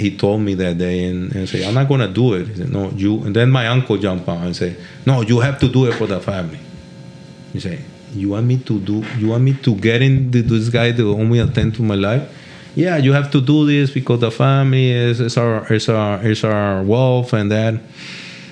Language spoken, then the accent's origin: English; Cali, Valle del Cauca, Colombia; English is a second language; moved away; I'm from Cali. I talk very different from mm-hmm. that guy.